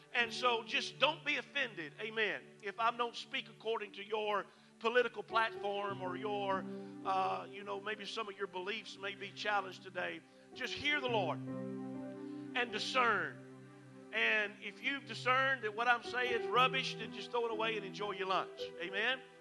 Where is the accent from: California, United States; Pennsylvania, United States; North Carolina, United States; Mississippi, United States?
Mississippi, United States; moved away; I'm originally from Mississippi